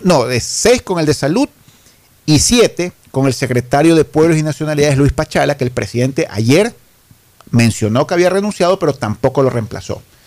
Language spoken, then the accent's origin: Spanish; Ecuador; yo siento como ecuatoriano, como ciudadano